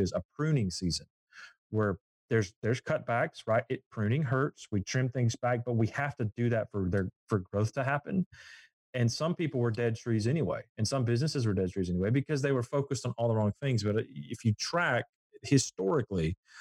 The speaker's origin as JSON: {"language": "English", "region": "Southeast Alabama", "country": "United States", "tie": "born or raised there", "said": "I grew up in Southeast Alabama, and Southeast Alabama is known as the peanut capital of the world."}